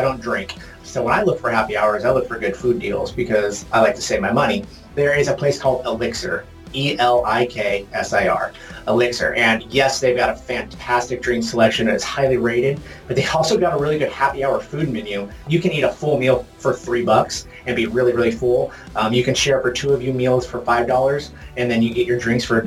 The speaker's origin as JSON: {"language": "English", "town": "Portland", "region": "Oregon", "country": "United States", "said": "I'm from Portland, Oregon."}